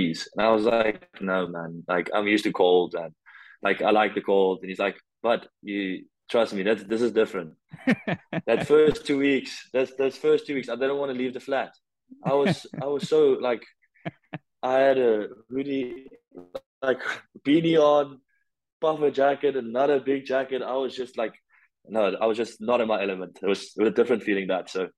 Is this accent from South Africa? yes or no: yes; Pretoria, Gauteng, South Africa; I'm from Pretoria in South Africa.